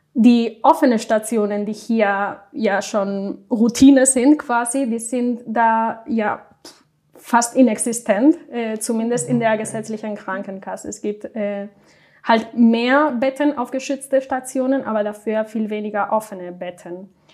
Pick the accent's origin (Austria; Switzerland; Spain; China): Spain; German is a second language; moved away as an adult; now in Cologne, Germany; Ich komme nämlich aus Spanien